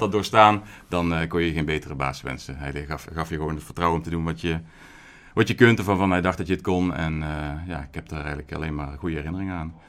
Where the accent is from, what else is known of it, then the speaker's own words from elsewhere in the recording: Horst aan de Maas, Limburg, Netherlands; ik kom uit Limburg, Noord-Limburg ben ik geboren.